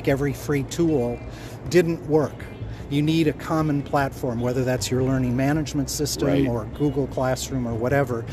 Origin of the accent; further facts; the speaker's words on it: Minnesota, United States; I grew up in Minnesota, which is the American Canada.